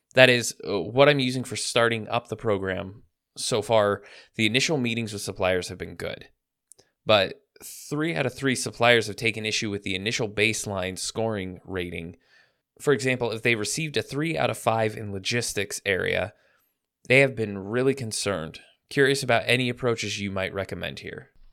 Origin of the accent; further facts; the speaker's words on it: Vancouver, Washington, United States; I grew up in a small town you may have heard of called Vancouver, but not the one in British Columbia. And I was from the United States